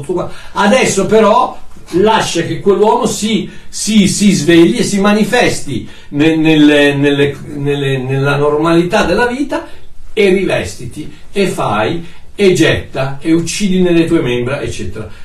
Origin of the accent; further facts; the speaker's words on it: Italy; moved away as an adult; Io sono italiano, ok? Nato in Italia, da genitori italiani, vissuto in Italia per 21 anni